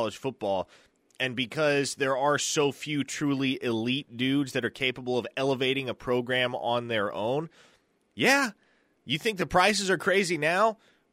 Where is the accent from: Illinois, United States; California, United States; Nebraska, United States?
Nebraska, United States; moved away; I grew up in Nebraska around a whole bunch of Husker fans